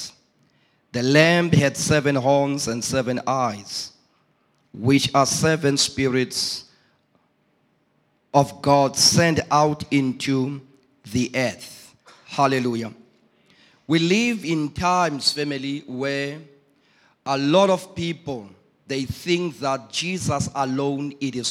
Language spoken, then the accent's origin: English; East London, Eastern Cape, South Africa; Originally, I'm from East London